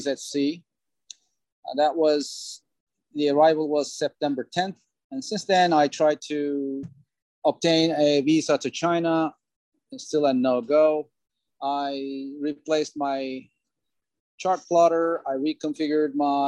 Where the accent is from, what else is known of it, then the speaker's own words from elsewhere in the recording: Turkey; moved away as an adult; also born or lived in Cyprus; now in United States; I was born in Cyprus, raised in Turkey, came to US in 86